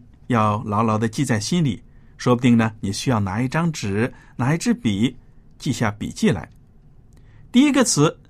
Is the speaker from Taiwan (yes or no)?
no; China; 我们中国人最强调做人要谦虚、谦卑